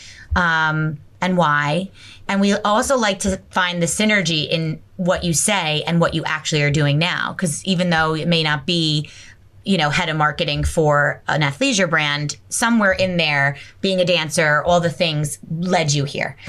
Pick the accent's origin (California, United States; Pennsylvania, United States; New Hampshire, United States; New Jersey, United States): New Jersey, United States; Bergen County; moved away; We're all from Bergen County